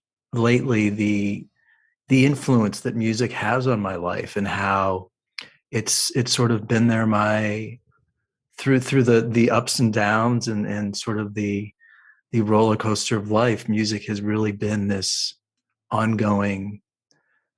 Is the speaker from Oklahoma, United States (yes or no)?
no; Cleveland, Ohio, United States; now in Los Angeles, United States; From Ohio, Cleveland, Ohio